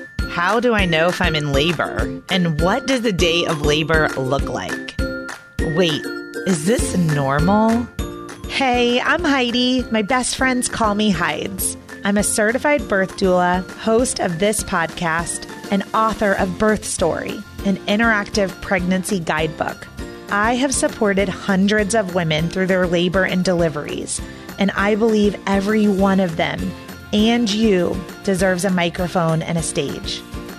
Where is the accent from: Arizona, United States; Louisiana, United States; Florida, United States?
Florida, United States; Orlando; I know exactly where you are because I'm from Orlando, Florida.